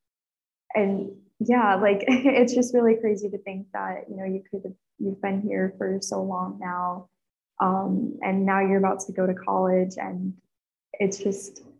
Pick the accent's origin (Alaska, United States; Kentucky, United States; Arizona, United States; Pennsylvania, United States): Pennsylvania, United States; I'm from Pennsylvania, so a lot of our, I guess, like activities are more so associated like with the cold